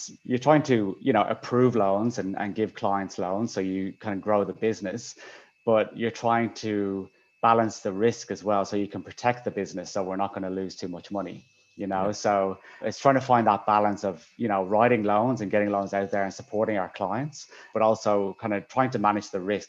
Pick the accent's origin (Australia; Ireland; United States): Ireland; Dublin, Leinster; moved away; I'm from Dublin, Ireland, originally